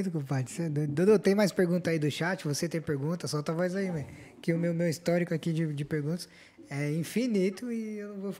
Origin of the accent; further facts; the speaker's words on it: Brazil; esse procedimento é parecido com os procedimentos que nós brasileiros também